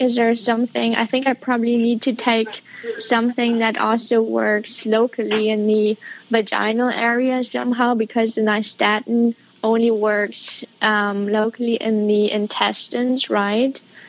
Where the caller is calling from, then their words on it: Berlin, Germany; I'm calling from Berlin, Germany.